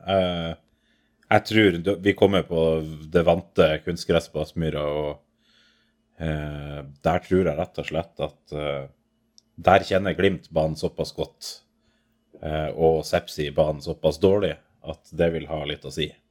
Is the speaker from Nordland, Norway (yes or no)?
yes; Bodø, Nordland, Norway; jeg er fra Bodø